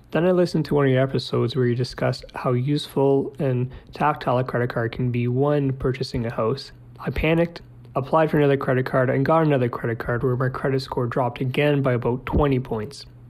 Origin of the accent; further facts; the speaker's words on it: Central California, United States; I'm from Central California